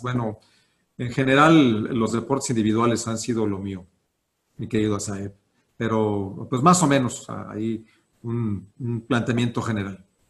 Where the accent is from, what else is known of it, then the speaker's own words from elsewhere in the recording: Celaya, Guanajuato, Mexico; moved away as an adult; now in Guanajuato, Mexico; Yo soy de Celaya, allá estuve pues, prácticamente toda mi infancia, allá fui a la universidad